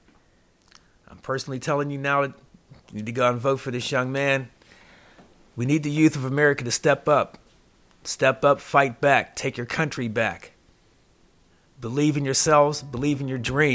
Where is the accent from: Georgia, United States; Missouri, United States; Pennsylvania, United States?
Pennsylvania, United States; Pittsburgh; now in Las Vegas, United States; my hometown, Pittsburgh, Pennsylvania.